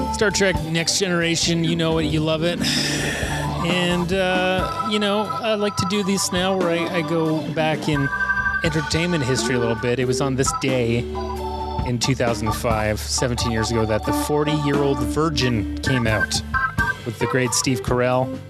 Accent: Canada; We are the Canadian content

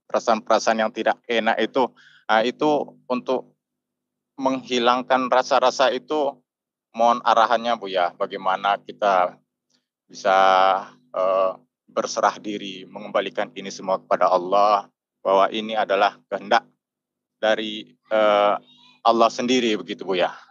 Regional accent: Teluk Kuantan, Riau, Indonesia; saya dari Riau, uh, tepatnya di Teluk Kuantan.

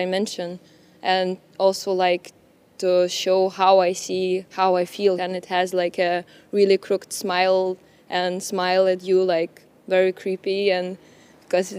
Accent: Lithuania; I'm from Lithuania

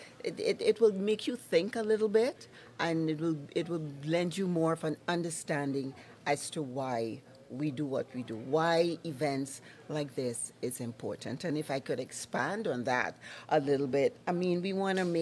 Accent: Trinidad & Tobago; moved away as an adult; now in Lloydminster, Canada; I'm from Trinidad and Tobago.

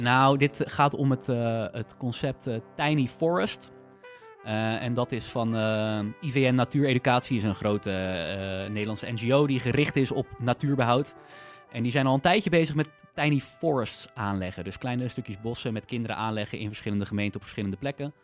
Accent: Netherlands; ik voel me dus meer een Nederlander

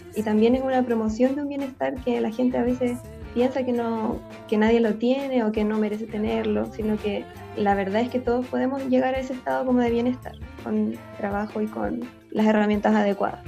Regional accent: Concepción, Biobío, Chile; yo soy sureña, por así decirlo, eso también supongo que es parte de mí, porque nací en Concepción

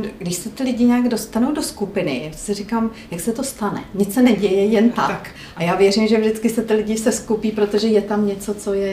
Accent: Jindřichův Hradec, South Bohemian Region, Czechia; a já jsem z Jindřichova Hradce.

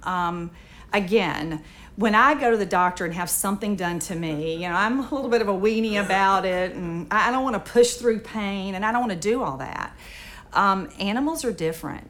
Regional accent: Moorhead, Mississippi, United States; I was raised in the Mississippi Delta. I was um, a member of a little Methodist church in Moorhead, Mississippi

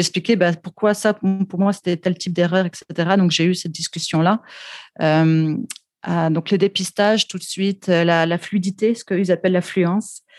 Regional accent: France; accent: French; also born or lived in Quebec; now in Vancouver, Canada; comme on peut l'entendre dans mon accent, euh, je suis française d'origine

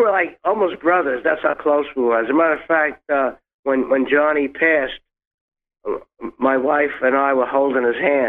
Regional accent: New York City, New York, United States; now in Long Island, United States; I was born in Brooklyn, grew up in Brooklyn, and after … hit, we had to move out of Brooklyn

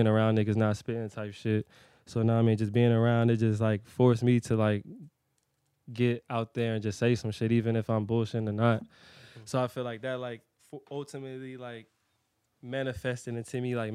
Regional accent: Hampton, Virginia, United States; I'm born and raised in Hampton, VA

